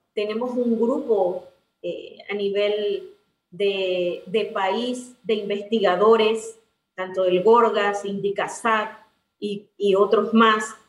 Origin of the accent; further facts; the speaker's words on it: Panama; así somos los panameños